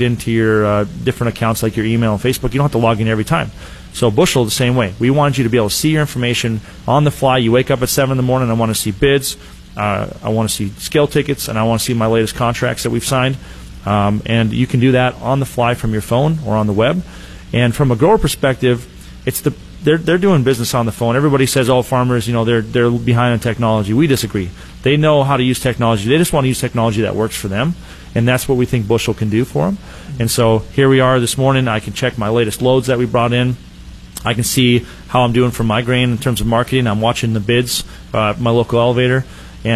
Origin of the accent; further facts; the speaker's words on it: North Dakota, United States; also born or lived in Fargo, North Dakota; I grew up in North Dakota, way northern parts there.